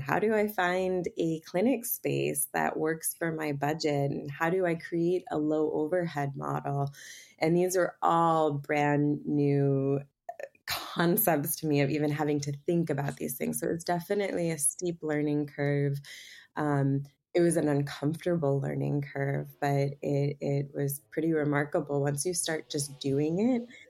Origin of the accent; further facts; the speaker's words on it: Boston, Massachusetts, United States; I grew up in Boston in a very you know, science-based conventional medicine family.